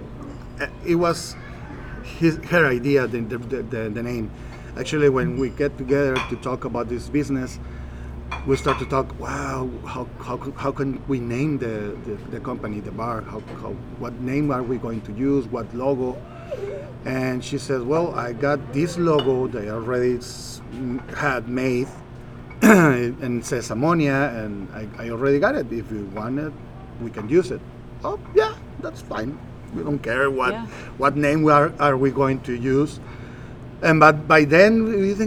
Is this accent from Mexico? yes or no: yes; Mexicali, Baja California, Mexico; now in La Paz, Mexico; I'm from Mexicali, Baja California, and I've been living here in La Paz, where we are right now, La Paz, Baja Sur, for about 20 years.